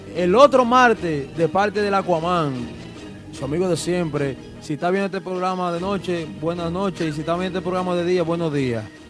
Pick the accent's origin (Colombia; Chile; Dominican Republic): Dominican Republic; Sajoma, Santiago; moved away; mi gente de Sajoma porque soy orgullo de mi gente Sajoma, que soy el único que lo representa allá